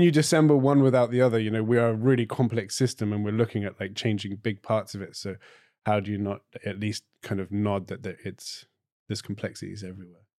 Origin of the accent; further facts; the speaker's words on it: Cornwall, South West England, United Kingdom; also born or lived in Clare, Ireland; now in Ireland; I'm Cornish, not British